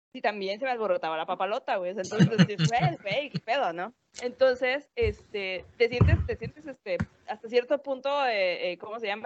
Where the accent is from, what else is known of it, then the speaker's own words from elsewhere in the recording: Mexico; nosotros como mexicanos